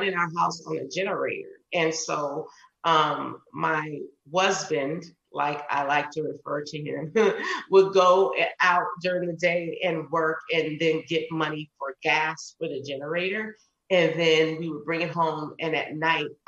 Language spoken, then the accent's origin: English; New Orleans, Louisiana, United States; I'm from New Orleans.